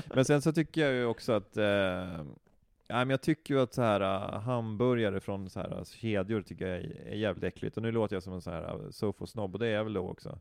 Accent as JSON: {"language": "Swedish", "town": "Knivsta", "region": "Uppsala County", "country": "Sweden", "tie": "born or raised there", "said": "jag är uppväxt i Knivsta"}